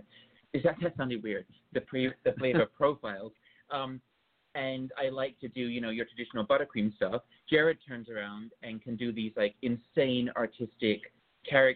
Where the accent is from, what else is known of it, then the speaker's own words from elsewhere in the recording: United Kingdom; moved away; I grew up in just outside of London in England